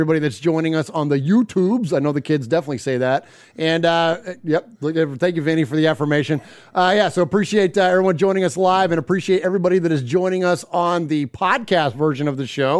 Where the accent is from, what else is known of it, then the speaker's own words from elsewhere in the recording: Bay Area, California, United States; also born or lived in Middle Tennessee; now in Nashville, United States; We grew up in the Bay Area